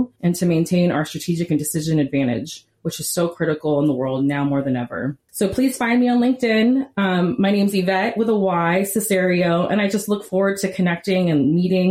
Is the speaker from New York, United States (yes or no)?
no; Silicon Valley, California, United States; moved away as an adult; also born or lived in Houston, Texas; my hometown in the Silicon Valley in California